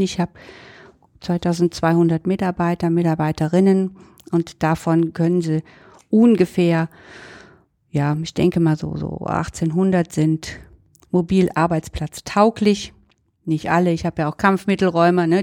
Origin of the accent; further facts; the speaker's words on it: Cologne, North Rhine-Westphalia, Germany; als Kölnerin